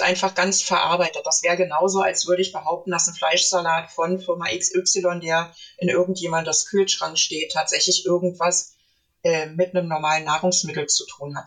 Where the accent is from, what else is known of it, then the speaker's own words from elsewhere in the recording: Berlin, Germany; Ich komme, stamme ursprünglich aus Berlin